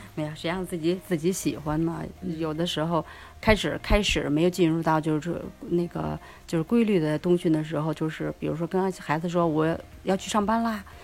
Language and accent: Chinese; Beijing, China; also born or lived in Nankou; now in Changping, China; 自己从小在山里长大